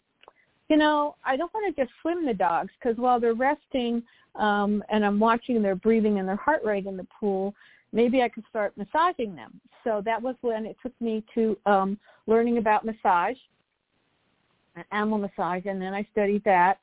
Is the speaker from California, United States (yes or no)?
yes; Monterey Park, California, United States; also born or lived in New Jersey; now in Torrance, United States; I grew up right outside of downtown L.A. in Monterey Park.